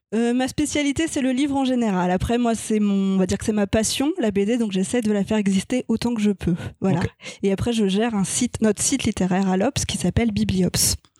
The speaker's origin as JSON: {"language": "French", "town": "Strasbourg", "region": "Grand Est", "country": "France", "tie": "born or raised there", "also_born_or_lived": "Paris", "moved": "yes", "said": "je suis née à Strasbourg, j'ai déménagé à Paris et je suis retournée à Strasbourg pour faire mes études de journalisme"}